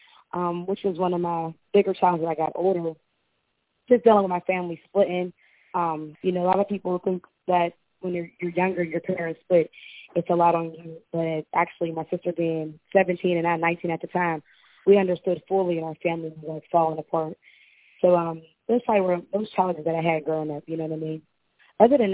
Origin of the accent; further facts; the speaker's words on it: Pittsburgh, Pennsylvania, United States; I'm from Pittsburgh